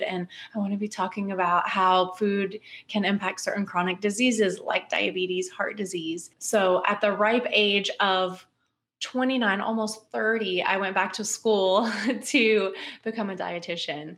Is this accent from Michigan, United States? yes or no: no; West Virginia, United States; moved away as an adult; also born or lived in Louisiana / Missouri / South Carolina / Germany; now in Louisville, United States; I'm from West Virginia originally. I was born and raised there.